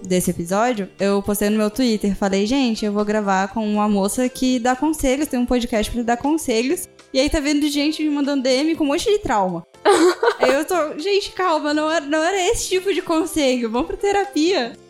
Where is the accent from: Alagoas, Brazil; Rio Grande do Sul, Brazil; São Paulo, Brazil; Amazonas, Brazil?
Alagoas, Brazil; now in Cuiabá, Brazil; eu sou alagoana e eu moro em Cuiabá. E aí, quando eu era mais nova, eu sofri bullying por causa do meu sotaque